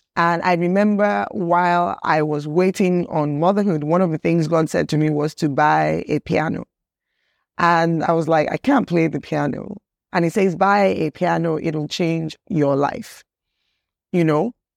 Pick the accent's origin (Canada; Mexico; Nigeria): Nigeria; everything that I am culturally as a human being, as a Nigerian